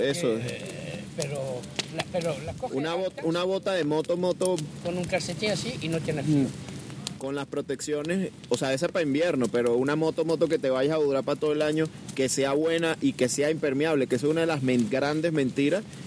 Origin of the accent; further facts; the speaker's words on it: Venezuela; now in Barcelona, Spain; soy venezolano, pero vengo de Barcelona